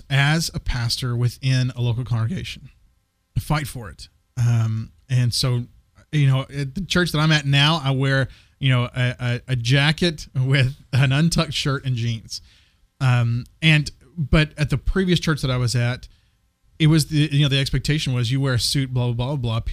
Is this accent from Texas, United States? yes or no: yes; Texas, United States; moved away; also born or lived in Wilmore, Kentucky / Santa Fe, New Mexico; I grew up in Texas